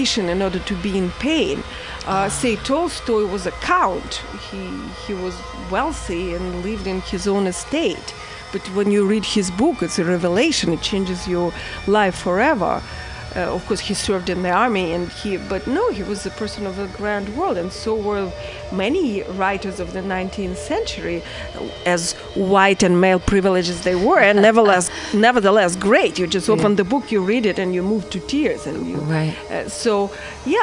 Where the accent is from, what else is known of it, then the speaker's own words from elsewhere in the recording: Saint Petersburg, Russia; moved away; I come from St. Petersburg, which is a former Leningrad